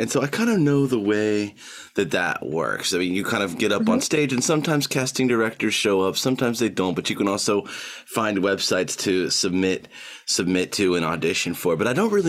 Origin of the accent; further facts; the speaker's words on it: Georgia, United States; now in New York, United States; we're fellow Southerners. I'm from Georgia